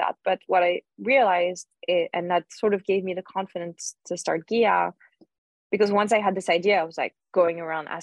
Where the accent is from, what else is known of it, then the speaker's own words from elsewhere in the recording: Lyon, Auvergne-Rhône-Alpes, France; moved away; I grew up in Lyon